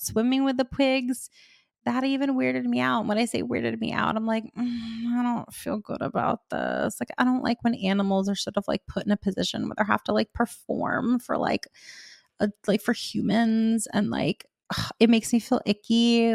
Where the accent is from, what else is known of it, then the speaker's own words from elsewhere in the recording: Miami, Florida, United States; I grew up in Miami